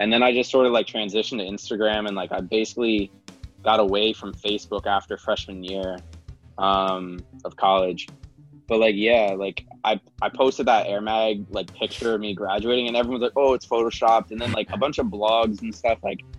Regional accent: Pennsylvania, United States; moved away as an adult; also born or lived in San Diego; now in Los Angeles, United States; I'm from Pennsylvania, so I'm not from like a big town or anything.

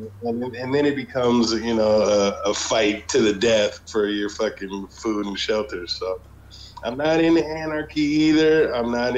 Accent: Los Angeles, California, United States; moved away as an adult; now in Central America; I'm a black man, and I grew up in Los Angeles

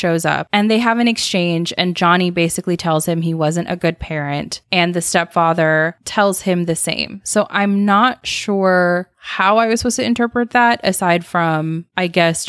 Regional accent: California, United States; And then I had to correct you and say that I'm from California.

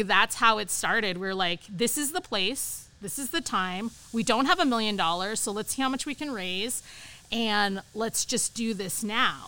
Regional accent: San Francisco Bay Area, California, United States; also born or lived in Berkeley; now in Upstate New York, United States; I grew up in the San Francisco Bay Area.

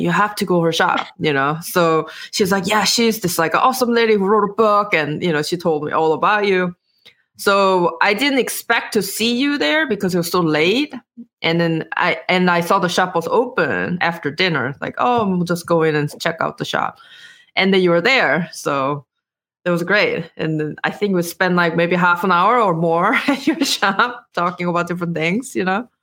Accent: South Korea; English is a second language; moved away as an adult; I was born and raised in Korea

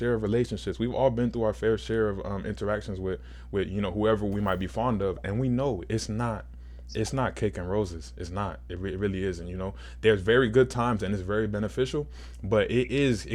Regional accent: Nigeria; I'm Nigerian

